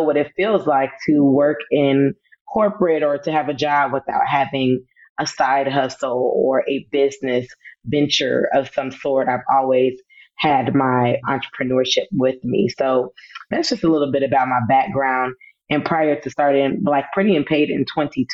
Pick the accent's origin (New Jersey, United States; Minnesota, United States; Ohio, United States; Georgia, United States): Georgia, United States; Atlanta; also born or lived in Los Angeles, California / Fayetteville, North Carolina; I'm initially from California, from Los Angeles, but I always tell people that I am from Atlanta because that's where I was mostly born and raised